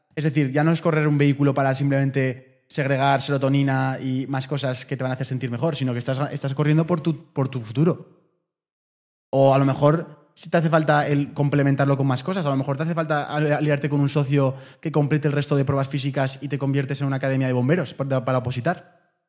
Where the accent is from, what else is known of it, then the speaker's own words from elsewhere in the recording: Spain; porque somos españoles